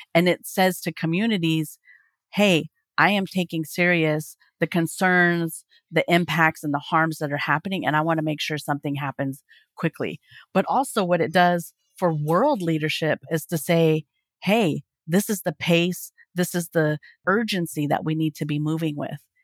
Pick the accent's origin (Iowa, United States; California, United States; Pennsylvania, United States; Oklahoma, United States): Oklahoma, United States; I live in Oklahoma. I'm from Oklahoma